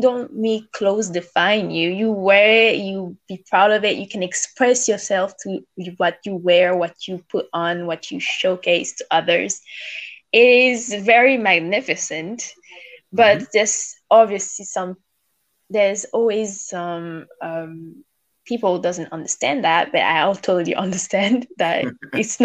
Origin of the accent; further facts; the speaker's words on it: Gonaïves, Artibonite, Haiti; first language Haitian Creole; English is a second language; also born or lived in Port-au-Prince, Haiti / Montreal, Canada; now in Scarborough, Canada; But I grew up in Gonaïves, which is very beautiful.